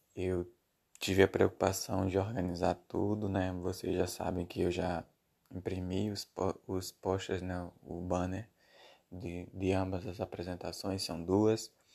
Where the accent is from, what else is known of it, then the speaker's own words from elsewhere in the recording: Brazil; Eu sou brasileiro